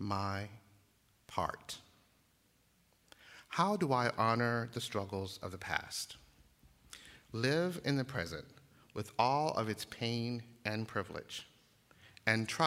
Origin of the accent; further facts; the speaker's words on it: Uniontown, Alabama, United States; I grew up just 30 miles west of Selma in Uniontown, Alabama